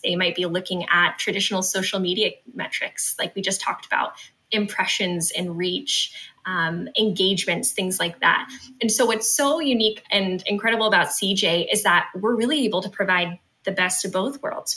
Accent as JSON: {"language": "English", "region": "West Coast", "country": "United States", "said": "I'm from the West Coast"}